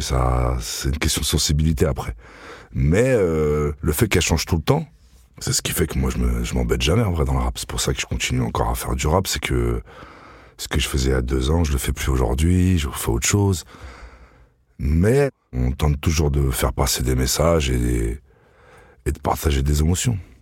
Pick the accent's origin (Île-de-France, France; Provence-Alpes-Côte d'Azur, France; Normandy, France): Île-de-France, France; Vitry-sur-Seine; j'ai grandi à Vitry, dans les quartiers les plus durs de Vitry